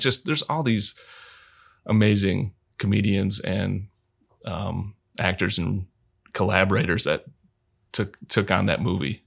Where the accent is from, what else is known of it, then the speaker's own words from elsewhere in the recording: Michigan, United States; I'm from Michigan